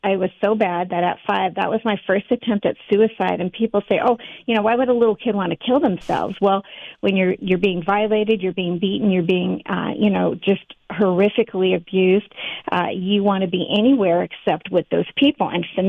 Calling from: Redmond, Oregon, United States; I'm calling in from Redmond, Oregon, right in the middle of the state.

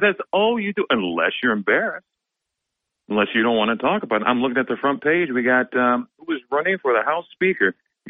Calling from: Binghamton, New York, United States; Hey, good morning, Bob. This is … from Binghamton.

